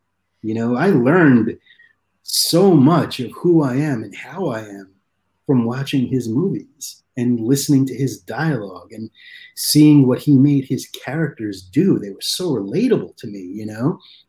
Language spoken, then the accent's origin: English; East Coast, United States; when I was a little kid, especially growing up on the East Coast, I knew that at 2 o'clock in the morning or 1 o'clock in the morning, that's when all the good shit started coming out of TV.